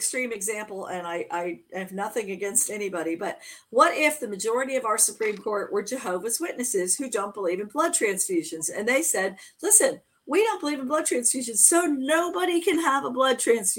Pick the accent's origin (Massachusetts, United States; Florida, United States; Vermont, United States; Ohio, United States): Florida, United States; I was born in Florida.